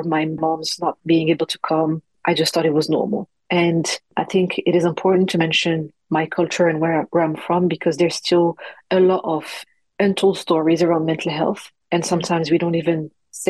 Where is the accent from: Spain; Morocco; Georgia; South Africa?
Morocco; accent: French; English is a second language; also born or lived in France; now in London, United Kingdom; It's a Moroccan name because that's where I'm from, born and raised in Morocco. And then I moved to France. That's where you can hear my little French accent in my English. And then finally moved to London when I got married.